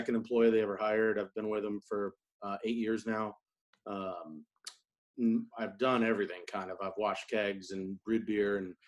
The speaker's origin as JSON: {"language": "English", "region": "New England", "country": "United States", "tie": "born or raised there", "also_born_or_lived": "Clemson, South Carolina", "moved": "as an adult", "lives_now": "Charleston, United States", "said": "I grew up in New England and then went to school at Clemson. And when I left, I just kind of moved to Charleston"}